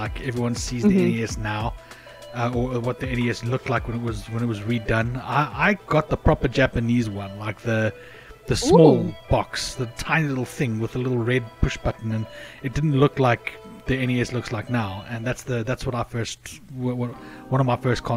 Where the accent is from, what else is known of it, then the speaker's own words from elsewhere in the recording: South Africa; I'm South African, and it's very, you know, most phones don't understand our accents very well.